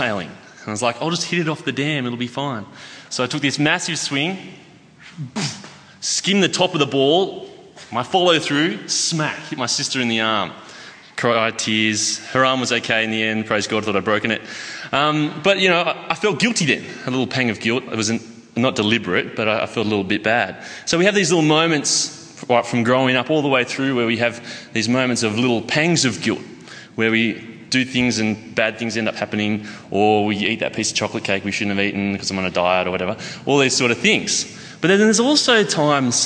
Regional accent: Armidale, New South Wales, Australia; moved away as an adult; I moved down here from Armidale, which is a place about 6 hours north. Generally people know it either for the university or for being a really cold spot that you've stopped on your way to Brisbane or something. Well, so I grew up there, spent about the last 30 years there

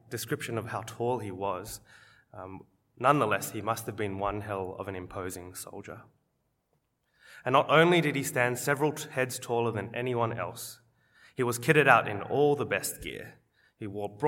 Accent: Wollongong, New South Wales, Australia; growing up in Wollongong, we used to go as a school to cheer on the Wollongong Hawks, our local basketball team

